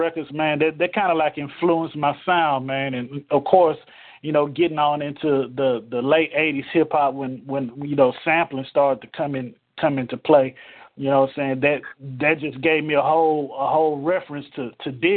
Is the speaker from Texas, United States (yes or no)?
yes; Houston, Texas, United States; also born or lived in Dallas, Texas; I was born in Dallas, but I was H-Town bred, you know what I'm saying? I grew up in the same neighborhood that … grew up in, over in Ridgemont on the south side of Houston